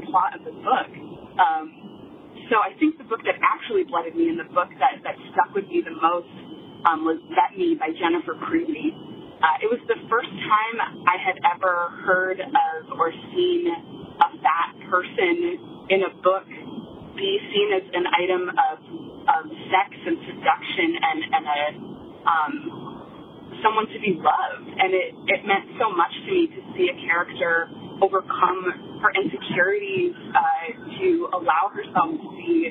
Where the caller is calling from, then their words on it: Ohio, United States; I am calling from Ohio